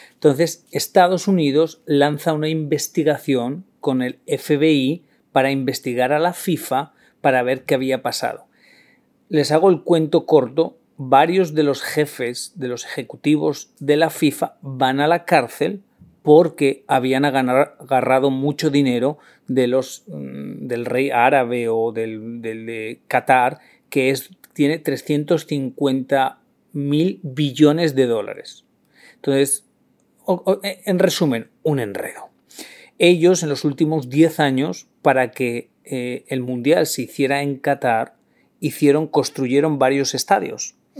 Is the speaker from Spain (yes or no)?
yes; Spain; soy la vergüenza de España